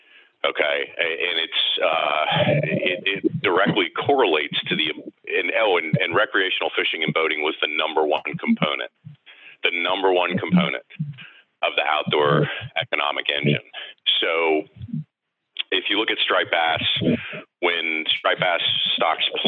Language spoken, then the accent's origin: English; the South, United States; now in Chesapeake Bay, United States; I'm from the South.